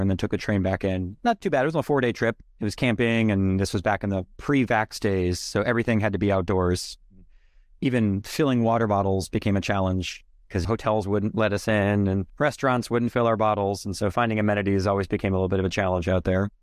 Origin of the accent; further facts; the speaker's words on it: Northern Virginia, United States; now in Massachusetts, United States; I'm actually from Northern Virginia